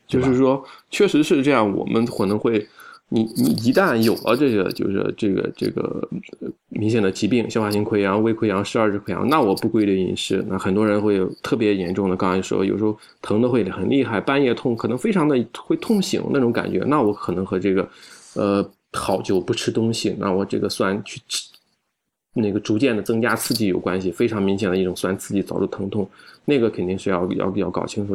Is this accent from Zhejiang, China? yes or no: no; Shandong, China; 我们山东人